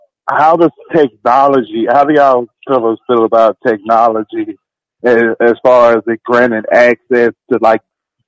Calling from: Memphis, Tennessee, United States; I'm calling from Memphis, Tennessee.

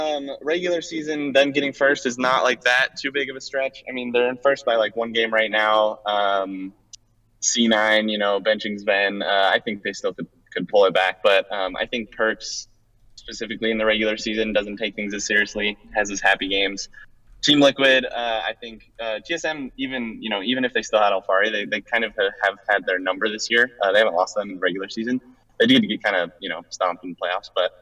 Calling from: Salt Lake City, Utah, United States; Hey, calling from Salt Lake City International Airport. In my car picking up my girlfriend.

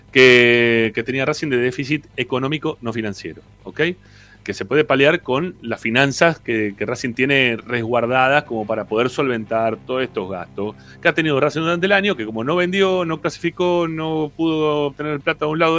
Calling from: Lomas de Zamora, Buenos Aires Province, Argentina; de Lomas.

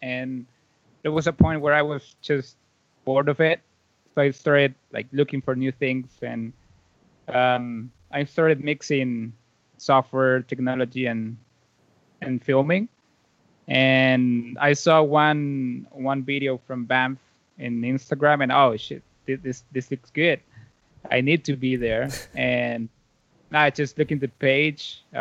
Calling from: Valle de Angeles, Francisco Morazán, Honduras; Yeah, it's a small town called uh, Valle de Angeles. So um, in English, it's like a uh, Valley of Angels, and it's like 40 minutes away from the main city, the capital.

